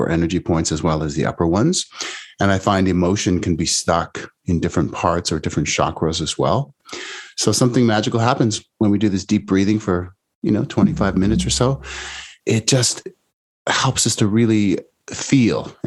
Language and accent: English; Canada; now in California, United States; I'm Canadian originally, now in the US